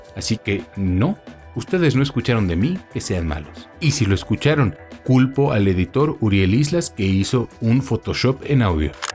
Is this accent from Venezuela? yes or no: no; Mexico; como buen mexicano